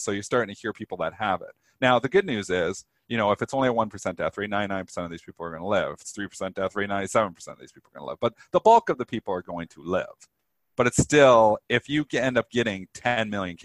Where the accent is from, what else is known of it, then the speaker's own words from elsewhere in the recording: Canada; I'm Canadian.